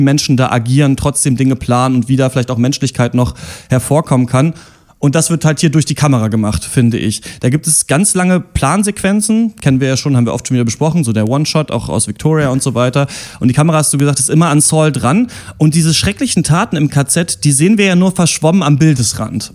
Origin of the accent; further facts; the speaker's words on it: Germany; Gerade als Deutsche